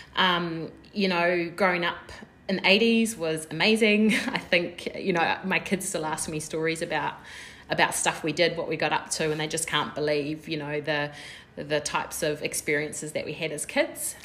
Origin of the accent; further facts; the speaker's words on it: Porirua, Wellington, New Zealand; I was born and raised in Titahi Bay in Porirua. Uh, in New Zealand